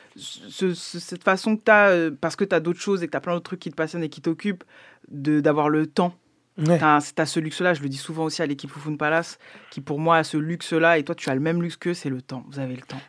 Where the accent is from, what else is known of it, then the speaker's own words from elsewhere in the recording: France; je suis française